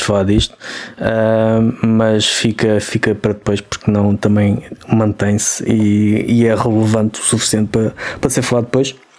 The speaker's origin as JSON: {"language": "Portuguese", "country": "Portugal", "said": "nós, nós somos portugueses"}